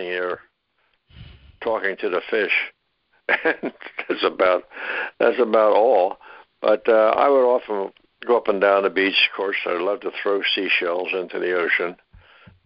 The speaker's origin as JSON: {"language": "English", "town": "Philadelphia", "region": "Pennsylvania", "country": "United States", "tie": "born or raised there", "also_born_or_lived": "Upper Darby, Pennsylvania / Florida", "moved": "yes", "said": "I was born in Philadelphia, Pennsylvania"}